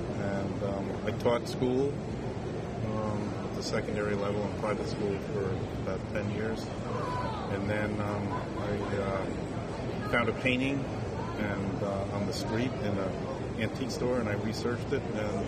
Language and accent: English; Pennsylvania, United States; I'm from Pennsylvania.